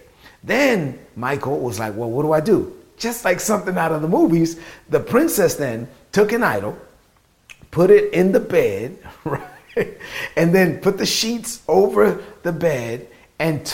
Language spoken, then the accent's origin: English; New York City, New York, United States; I'm from Brooklyn. I say he ducked